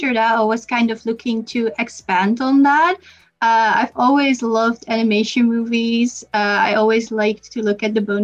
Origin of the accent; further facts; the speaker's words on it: Netherlands; I'm from the Netherlands.